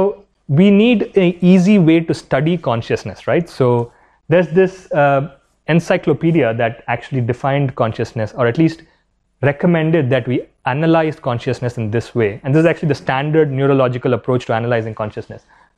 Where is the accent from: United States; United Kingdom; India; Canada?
India; as an Indian